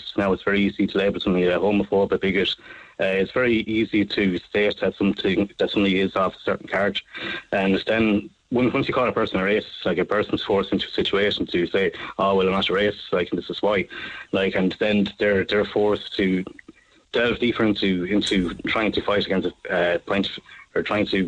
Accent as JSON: {"language": "English", "country": "Ireland", "said": "as an Irishman"}